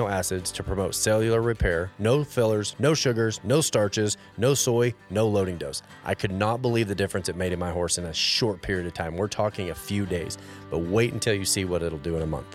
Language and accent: English; Fort Worth, Texas, United States; I was raised in Fort Worth.